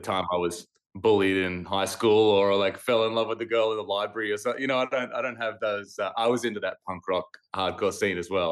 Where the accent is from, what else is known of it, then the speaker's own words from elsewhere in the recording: Australia; moved away as an adult; now in United States; when I go back to Australia, the whole country feels like my hometown